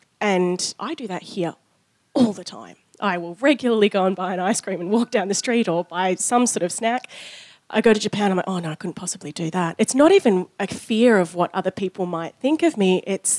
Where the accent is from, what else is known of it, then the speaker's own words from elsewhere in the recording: Australia; born there; I am also Australian born, and have had an interesting experience being Eurasian